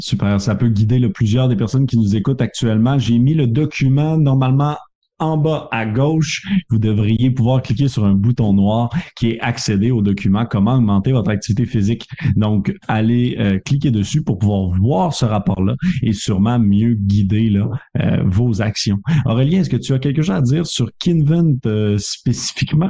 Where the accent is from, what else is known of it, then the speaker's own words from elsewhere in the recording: Canada; accent: Canadian; mon accent canadien